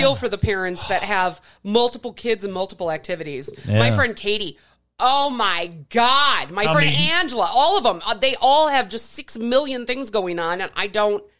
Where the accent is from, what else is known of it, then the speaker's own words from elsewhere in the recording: Wauwatosa, Wisconsin, United States; also born or lived in West Allis, Wisconsin; I was in school from kindergarten through first grade in West Allis, mm-hmm. and then we moved to Wauwatosa.